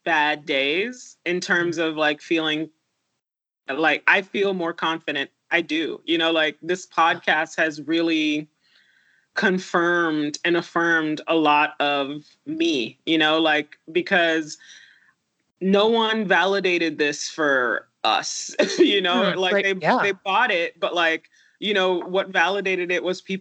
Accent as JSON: {"language": "English", "country": "Haiti", "tie": "born or raised there", "moved": "yes", "lives_now": "United States", "said": "I was born in Haiti to a 17-year-old"}